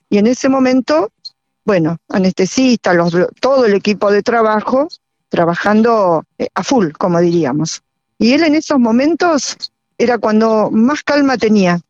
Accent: Argentina; en mi país, en mi pampa.

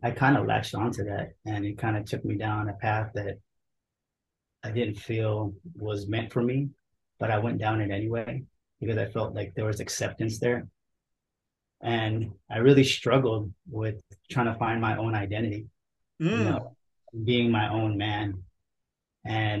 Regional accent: San Jose, California, United States; moved away as an adult; also born or lived in Olongapo City, Philippines / Milpitas, California; now in Las Vegas, United States; we were in San Jose when I was four. Grew up there, pretty much raised in the Bay Area

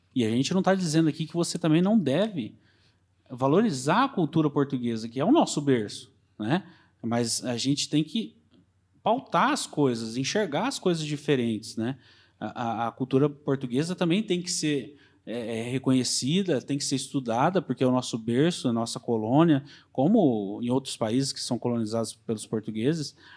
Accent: Brazil

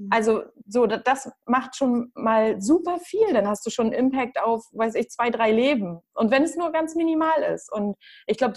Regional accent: Northern Germany, Germany; Also sagt man bei uns im Norden, sagt man das auch woanders?

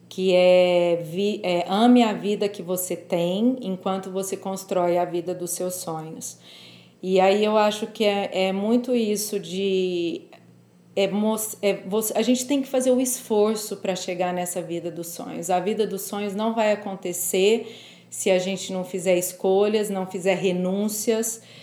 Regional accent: Franca, São Paulo, Brazil; eu sou do interior de São Paulo. Eu me mudei para São Paulo para fazer faculdade.

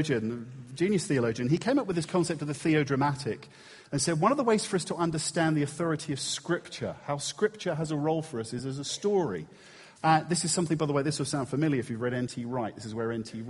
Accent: England, United Kingdom; we're English

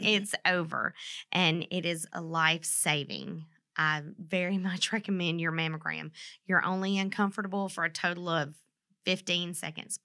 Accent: Mississippi, United States; moved away as an adult; now in Vincennes, United States; I'm from Mississippi

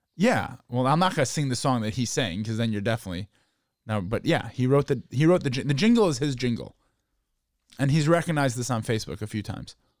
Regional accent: Chicago, Illinois, United States; growing up in Chicago

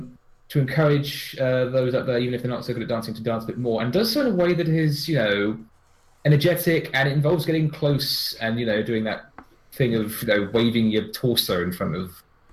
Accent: United Kingdom; Yes, I'm British.

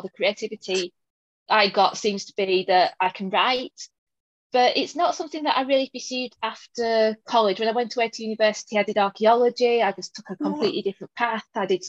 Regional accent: Burnley, North West England, United Kingdom; accent: northern; now in York, United Kingdom; So I do live in York, but I'm originally from Lancashire. I was born in Burnley, all places. And then went to university in the south for quite a while, which is where, according to all my friends, I lost my accent.

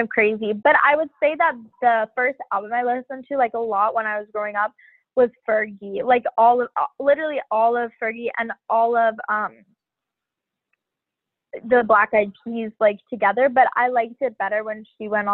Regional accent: Miami, Florida, United States; I grew up in Miami, which is just like this diverse melting pot of like so many different cultures.

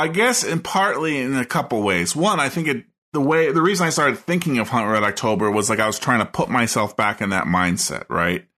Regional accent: United States; I'm American and grew up in the eighties

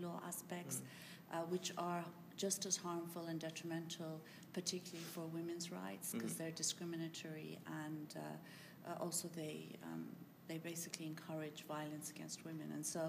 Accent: Iran; now in United Kingdom; I come from Iran

